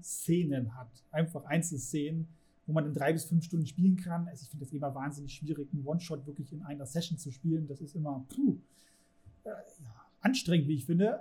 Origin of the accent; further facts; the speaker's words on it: Germany; in unserer Gesellschaft, Kultur, in der wir jetzt hier leben, als Deutsche